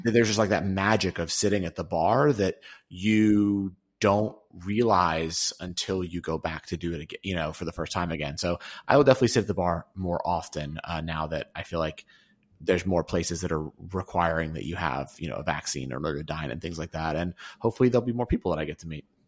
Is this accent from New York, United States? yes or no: yes; New York, United States; I'm a New Yorker